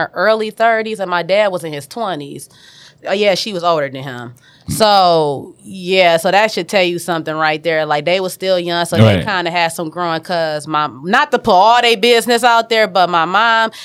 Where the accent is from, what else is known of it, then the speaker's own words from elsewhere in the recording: Detroit, Michigan, United States; also born or lived in California / Texas; I grew up on Finkel, obviously, because my dad, that's where he stayed